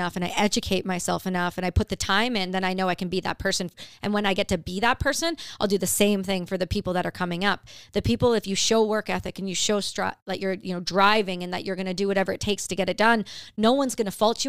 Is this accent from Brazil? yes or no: no; Ontario, Canada; I grew up in Canada in Ontario. Really, really small town.